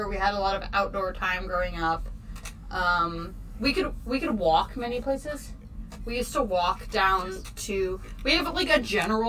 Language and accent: English; Newtown, Connecticut, United States; good things about growing up in Newtown. It's just like kind of like idyllic, like farm country New England.